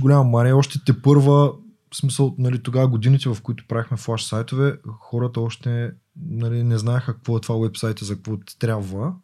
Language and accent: Bulgarian; Yambol, Yambol Province, Bulgaria; Аз съм от Ямбо. Принцип, това е малък град.